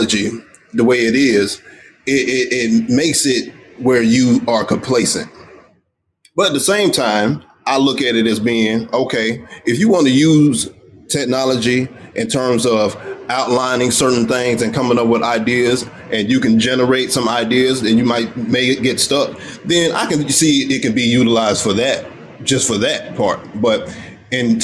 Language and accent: English; United States; me being African American